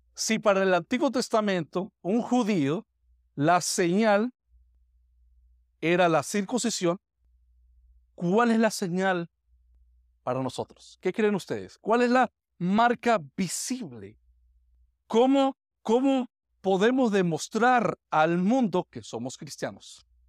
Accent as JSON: {"language": "Spanish", "region": "Táchira", "country": "Venezuela", "moved": "yes", "said": "mi pueblo allá en, en el estado Táchira"}